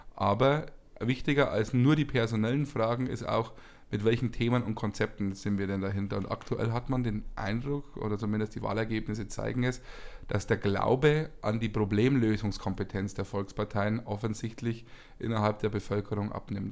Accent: Bavaria, Germany; bei uns in Bayern

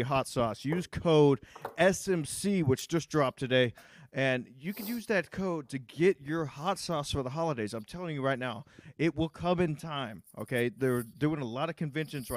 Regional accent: Houston, Texas, United States; I'm from Houston

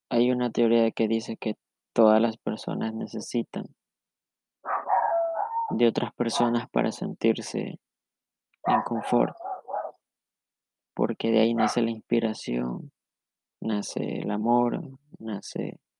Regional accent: Ecuador; Soy de Ecuador

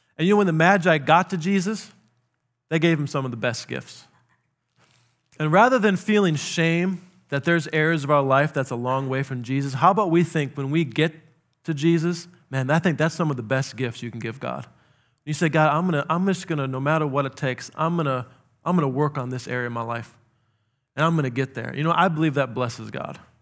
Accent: South Dakota, United States; I grew up in South Dakota.

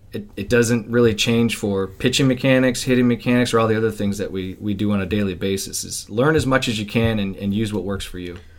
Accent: Midwest, United States; I grew up in the Midwest

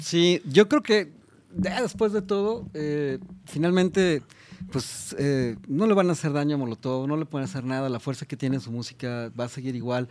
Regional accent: Mexico; como mexicanos

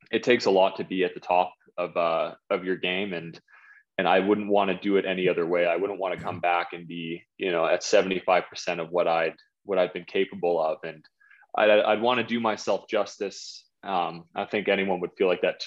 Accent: Whitby, Ontario, Canada; my hometown of Whitby

